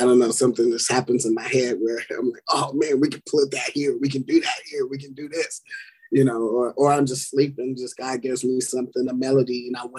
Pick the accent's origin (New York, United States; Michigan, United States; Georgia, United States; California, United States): California, United States; Growing up in California with my uncle, John Nash Jr.